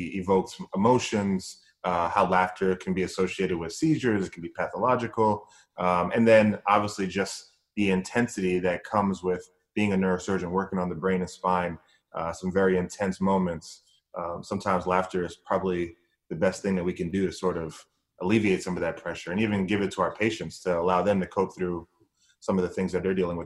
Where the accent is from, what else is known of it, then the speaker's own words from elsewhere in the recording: New Jersey, United States; also born or lived in Bahamas; Our family came from the Bahamas, and we grew up in New Jersey, and I'm the last of five boys